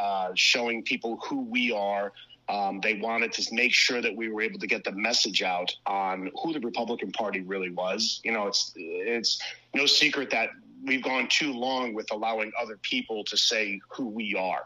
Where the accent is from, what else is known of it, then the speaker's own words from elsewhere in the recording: Cranston, Rhode Island, United States; born and raised in Cranston, Rhode Island, currently still